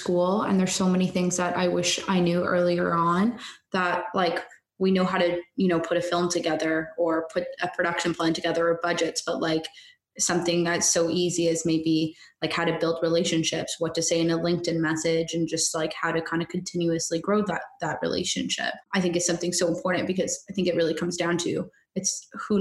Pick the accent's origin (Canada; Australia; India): Canada; I'm Canadian